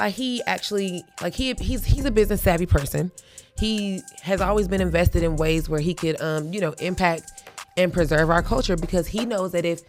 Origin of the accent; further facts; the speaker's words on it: the South, United States; we grew up on the East Coast in the Dirty South